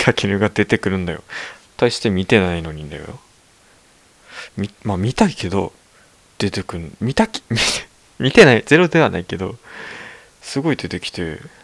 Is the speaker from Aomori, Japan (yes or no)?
yes; Aomori, Japan; accent: Tsugaru dialect; moved away; 僕、地元青森なんだけど、こういうなまってるふうにね津軽弁なんですけども